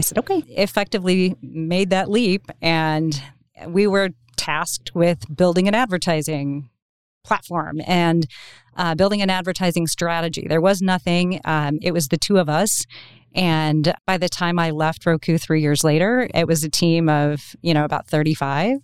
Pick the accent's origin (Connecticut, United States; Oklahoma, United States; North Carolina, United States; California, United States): Oklahoma, United States; I was from Oklahoma